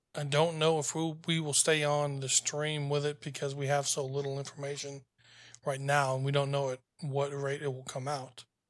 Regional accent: the South, United States; I'm from the South

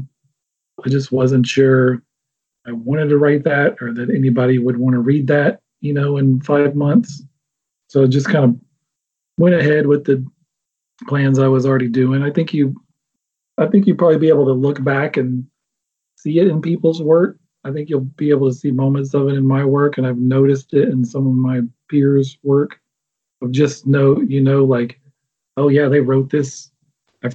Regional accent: Alabama, United States; I'm from Alabama

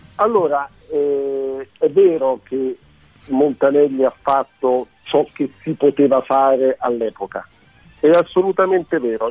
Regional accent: Germany; lo dico da tedesco

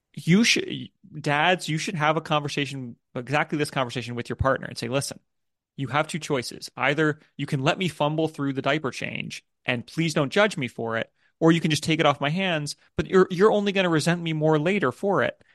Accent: United States; moved away as an adult; now in United Kingdom; I'm an American. My family's in America, in the U S

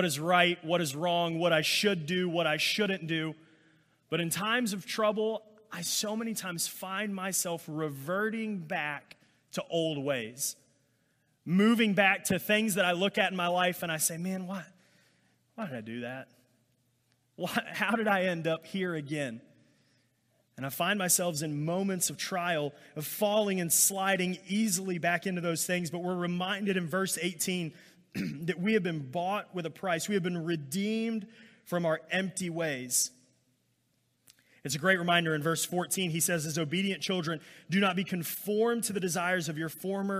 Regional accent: Alabama, United States; I grew up in Alabama

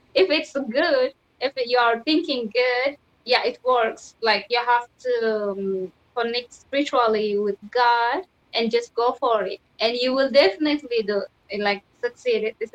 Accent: Ethiopia; English is a second language; even inside in Ethiopia, which I went to university. It's uh, like it's not in my hometown, somewhere different city. It's called Villa. So, you know, in Ethiopia there is uh, like 86 kind of culture and language, more more than 86.

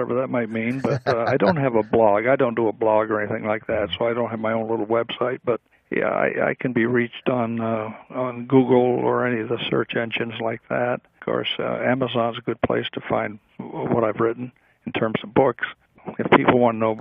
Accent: United States; we as American people

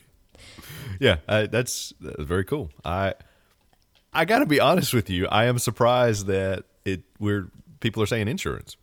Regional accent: the South, United States; I'm born and raised in the South

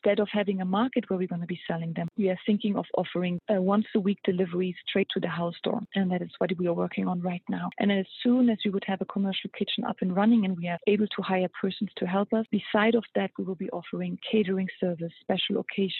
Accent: Luxembourg; moved away as an adult; also born or lived in Germany; now in United States; I moved to America 7 years ago, and I'm from Europe. I met my husband in Europe 7 years ago. That's why I moved over. And I'm Luxembourgish and half German. And I moved around quite a bit when I was a kid. So I grew up in Germany, in Luxembourg

